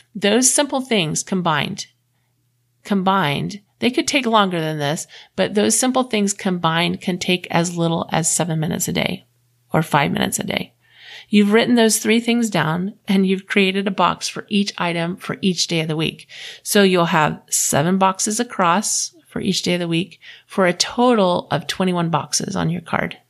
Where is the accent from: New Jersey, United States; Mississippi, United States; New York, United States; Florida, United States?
Florida, United States; moved away as an adult; also born or lived in Houston, Texas; now in Utah, United States; I grew up in Florida